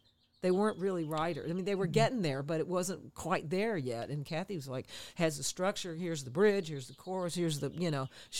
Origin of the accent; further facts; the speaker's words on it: Texas, United States; moved away as an adult; now in Los Angeles, United States; we're from Texas